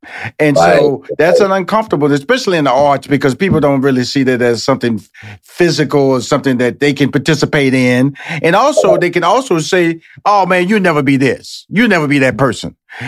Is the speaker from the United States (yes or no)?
yes; Texas, United States; You didn't come from Montana. I was born and raised in Texas.